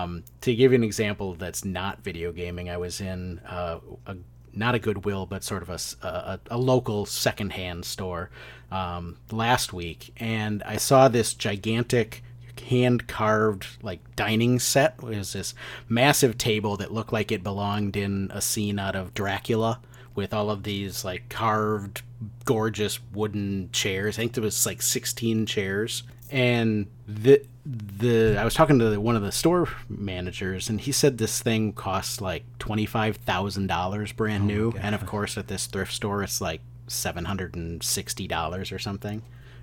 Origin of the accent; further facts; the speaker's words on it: Midwest, United States; now in East Coast, United States; And it seems like it was more widely known here on the East Coast than it was certainly when I was growing up in the Midwest.